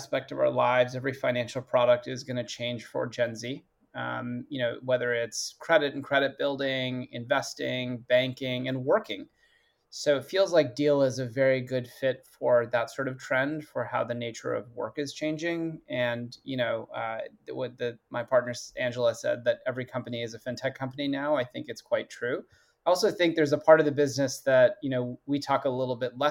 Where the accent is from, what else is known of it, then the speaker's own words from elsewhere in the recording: Canada; now in San Francisco Bay Area, United States; I'm a Canadian guy, but yes, I live here now